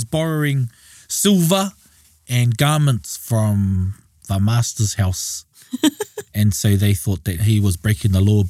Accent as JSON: {"language": "English", "region": "Auckland", "country": "New Zealand", "tie": "born or raised there", "said": "So we were born and raised, we're like second, third generation urban Māori. Born and raised in Auckland."}